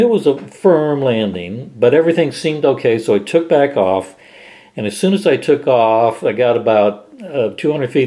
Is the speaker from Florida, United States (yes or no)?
yes; Miami, Florida, United States; moved away as an adult; also born or lived in Wichita; I came from Miami